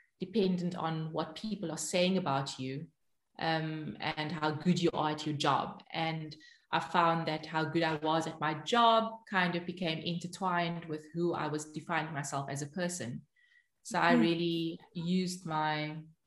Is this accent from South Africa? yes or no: yes; Cape Town, Western Cape, South Africa; moved away as an adult; now in Arnhem, Netherlands; I grew up in Cape Town, born and bred in Cape Town